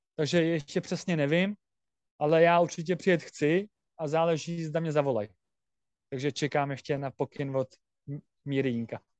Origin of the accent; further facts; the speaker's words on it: Czechia; Jako já jsem rád Čech a Myslím, že občanství budu mít český.